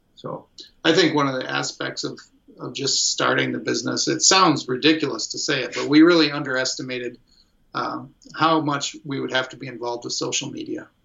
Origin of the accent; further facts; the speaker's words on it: Fairview, Michigan, United States; moved away as an adult; I grew up in uh, Fairview, Michigan